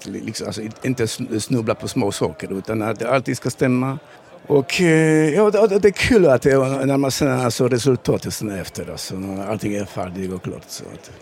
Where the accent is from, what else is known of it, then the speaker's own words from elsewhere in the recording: Poland; Swedish is a second language; moved away as an adult; also born or lived in Malmö area, Sweden; now in Sweden; Jag kommer från Polen för 15 år sedan